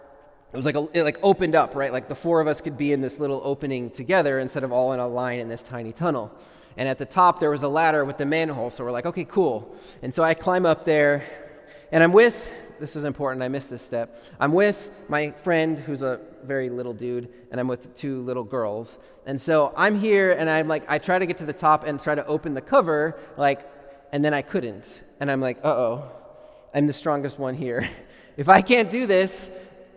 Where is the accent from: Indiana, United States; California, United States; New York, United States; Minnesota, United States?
Minnesota, United States; I grew up in Minnesota